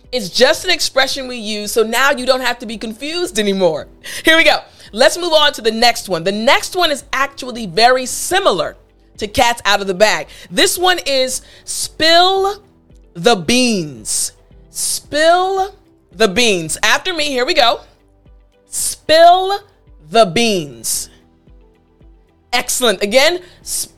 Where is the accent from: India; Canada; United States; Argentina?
United States; we as Americans